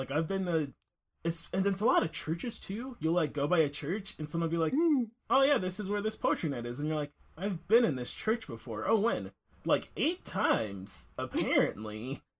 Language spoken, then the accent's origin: English; Detroit, Michigan, United States; now in Grand Rapids, United States; I grew up in Detroit.